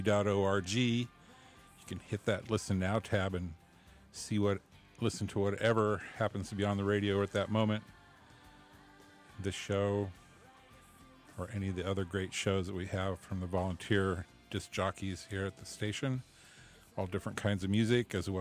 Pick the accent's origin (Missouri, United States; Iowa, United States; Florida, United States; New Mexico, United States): Iowa, United States; Des Moines; now in Davis, United States; I grew up in Iowa, and people that don't know, I'm from Des Moines.